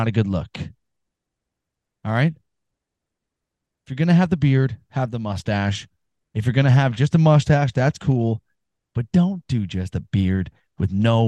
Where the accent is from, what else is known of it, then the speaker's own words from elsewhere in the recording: Canada; I'm from Canada